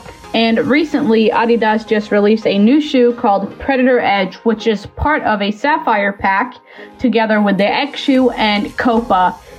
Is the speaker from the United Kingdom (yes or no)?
no; Sweden; accent: Swedish; my Swedish accent